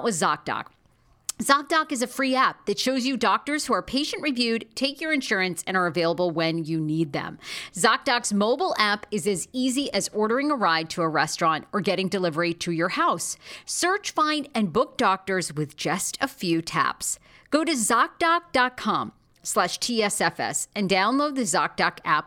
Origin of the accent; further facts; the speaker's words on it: Maine, United States; moved away; I'm from Maine. I went back to Maine this summer